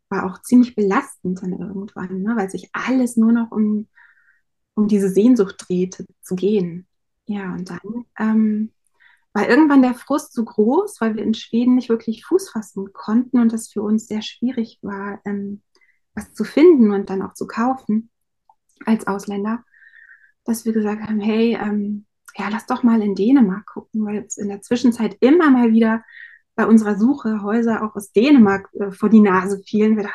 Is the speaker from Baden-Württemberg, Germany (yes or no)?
no; Lower Saxony, Germany; ich komme aus Niedersachsen, auch aus dem, vom Dorf. Wir haben sehr ländlich gewohnt.